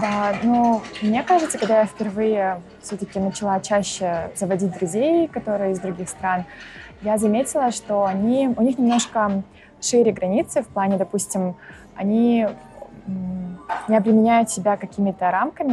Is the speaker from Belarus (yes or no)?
no; Shymkent, Turkistan Region, Kazakhstan; moved away as an adult; also born or lived in Astana; now in Warsaw, Poland; Я родилась в городе Шимкент и выросла там же, то есть я 17 лет а, проживала там